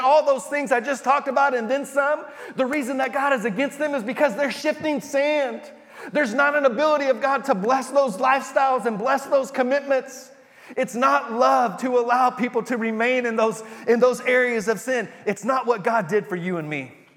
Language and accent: English; Texas, United States; moved away; we're from Texas